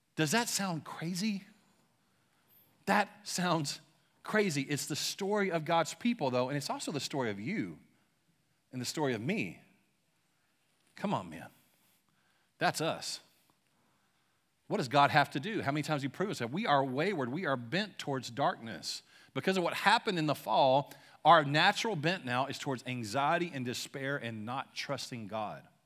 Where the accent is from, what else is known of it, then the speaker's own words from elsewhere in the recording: Louisiana, United States; now in Shawnee, United States; I'm from Louisiana, but I, I currently live in Shawnee